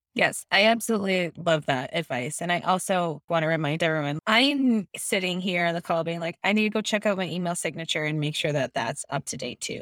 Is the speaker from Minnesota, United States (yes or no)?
yes; Minnesota, United States; I am a Minnesotan, but my family says y'all